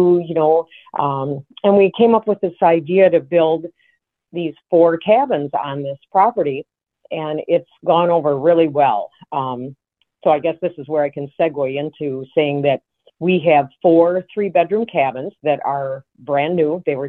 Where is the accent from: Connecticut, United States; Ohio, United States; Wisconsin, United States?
Wisconsin, United States; now in North Dakota, United States; We're actually originally from Wisconsin, and we started coming out to North Dakota many years ago for the great hunting opportunities.